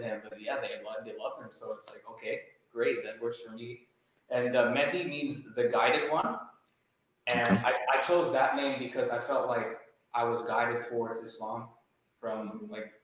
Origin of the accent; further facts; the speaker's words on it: Canada; I'm from Canada